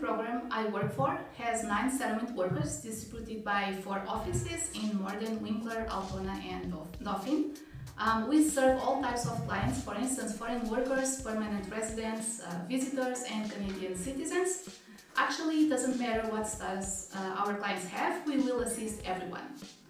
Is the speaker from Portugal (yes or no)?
yes; Portugal; moved away; I came from Portugal 5 years ago as a permanent resident.